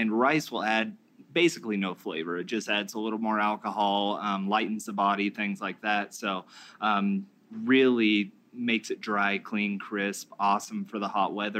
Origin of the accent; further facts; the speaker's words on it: Fort Collins, Colorado, United States; also born or lived in Oregon; now in Denver, United States; we're from Fort Collins